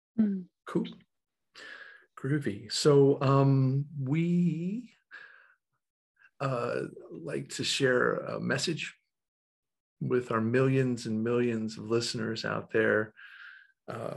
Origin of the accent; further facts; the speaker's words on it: Western North Carolina, United States; moved away as an adult; now in Raleigh, United States; I was raised in Western North Carolina